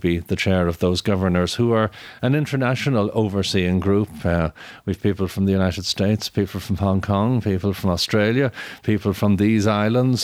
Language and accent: English; Ireland; I'm Irish